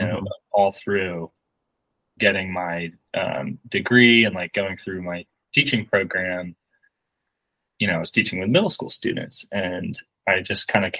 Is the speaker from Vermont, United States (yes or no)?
yes; Burlington, Vermont, United States; moved away as an adult; also born or lived in Tulsa, Oklahoma; now in Syracuse, United States; I grew up in Burlington, Vermont.